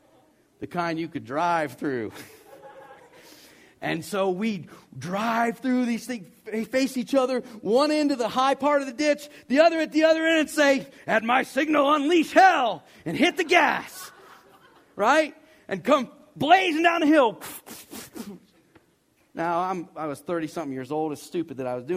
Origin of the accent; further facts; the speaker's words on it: the South, United States; I'm from the South, and I was 21 years old